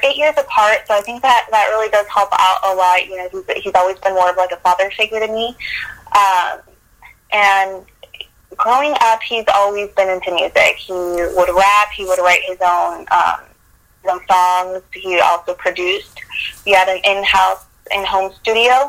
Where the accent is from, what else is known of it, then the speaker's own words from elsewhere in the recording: Dallas, Texas, United States; also born or lived in Guadalajara, Mexico; originally from Guadalajara, Mexico. I was raised in Dallas, so I like to consider myself Tex-Mex.